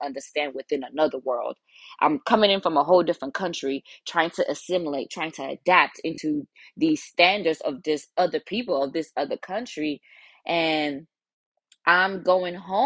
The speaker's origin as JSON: {"language": "English", "country": "United States", "tie": "born or raised there", "also_born_or_lived": "Nigeria", "second_language": "English", "said": "I was there for a couple of years before I came to America and was then raised in America"}